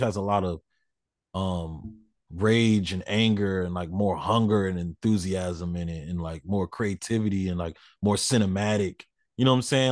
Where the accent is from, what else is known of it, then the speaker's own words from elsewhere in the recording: the South, United States; I'm from the South, so all my family in the South always had, like, three Rottweilers